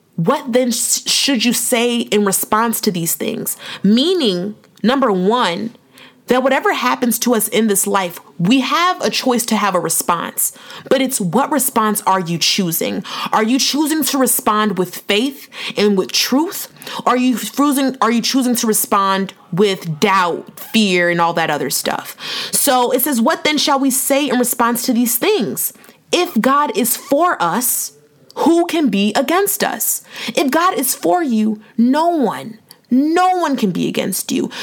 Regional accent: Nigeria; I'm Nigerian too

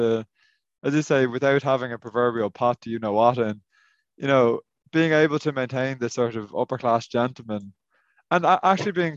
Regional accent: Ireland; now in Northern Ireland, United Kingdom; As an Irishman who works in Northern Ireland

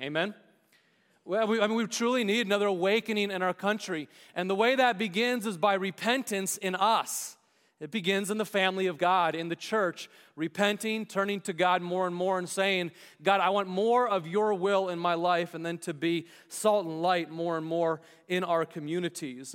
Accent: United States; we as American citizens

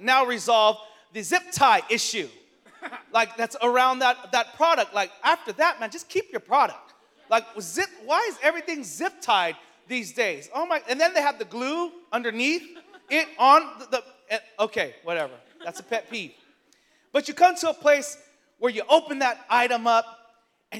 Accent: San Francisco, California, United States; born and raised in San Francisco

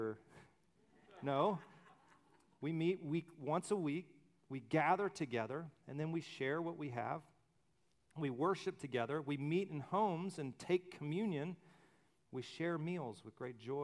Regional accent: Alabama, United States; I'm from Alabama. All I've seen are little hills and pine trees

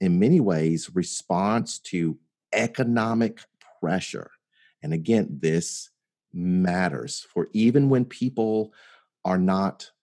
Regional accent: Memphis, Tennessee, United States; also born or lived in Mound Bayou, Mississippi; I grew up just across the state line in Memphis, Tennessee

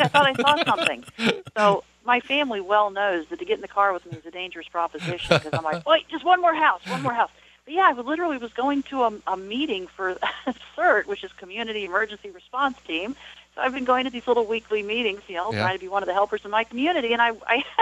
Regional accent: Norfolk, Virginia, United States; my hometown, Norfolk, Virginia

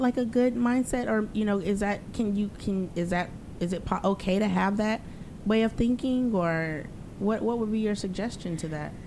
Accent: the South, United States; moved away as an adult; also born or lived in East Coast; now in Los Angeles, United States; I was growing up in the South

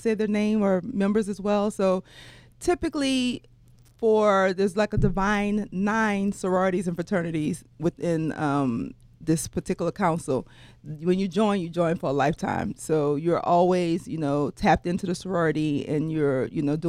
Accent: New Orleans, Louisiana, United States; I went to UNO because I'm from New Orleans, and I stayed home and attended college

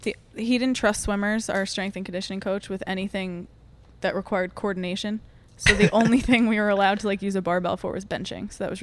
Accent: Long Island, New York, United States; accent: Long Island; I know. I lost my accent. I got made fun of my freshman year of college, and then I guess it never came back.

